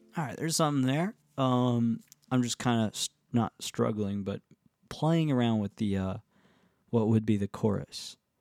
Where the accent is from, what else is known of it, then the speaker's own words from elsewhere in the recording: the Catskills, New York, United States; now in Nashville, United States; the Catskills uh, to the farm where I grew up